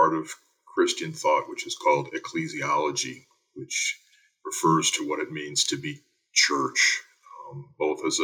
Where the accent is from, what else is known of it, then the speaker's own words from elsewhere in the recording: Joliet, Illinois, United States; I grew up in Joliet, Illinois.